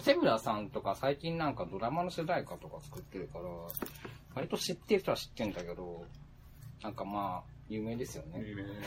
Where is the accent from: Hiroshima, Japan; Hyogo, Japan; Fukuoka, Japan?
Fukuoka, Japan; 地元の福岡